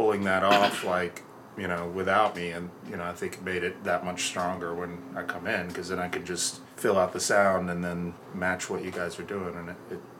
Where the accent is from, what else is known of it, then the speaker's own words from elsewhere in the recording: Florida, United States; moved away as an adult; also born or lived in Georgia / Alabama; now in Seattle, United States; I'm from Southeast, so I grew up in, I was born in Georgia, grew up in Florida, went to college in Alabama